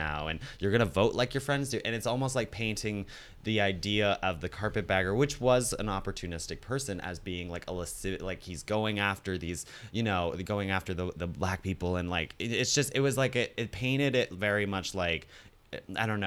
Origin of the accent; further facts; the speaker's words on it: Virginia, United States; I spent my preteens years and teen years in Virginia